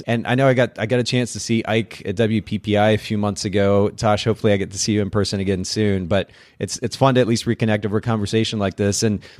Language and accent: English; Japan; It carries a certain color that reminds me of the Japanese language. I grew up in Japan